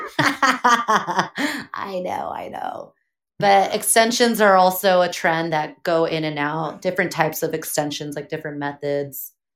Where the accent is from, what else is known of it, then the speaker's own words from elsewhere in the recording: Pomona, California, United States; also born or lived in Azusa, California; I am from Pomona, California. Grew up there basically my whole life.